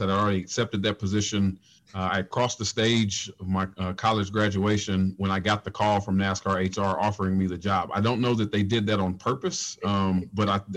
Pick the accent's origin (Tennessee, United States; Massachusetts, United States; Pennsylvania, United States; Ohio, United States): Tennessee, United States; Nashville; I'm from Nashville